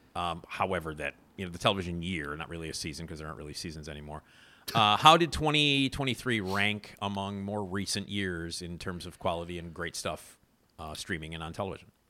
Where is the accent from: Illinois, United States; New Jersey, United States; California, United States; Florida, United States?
Illinois, United States; Chicago; as a Chicagoan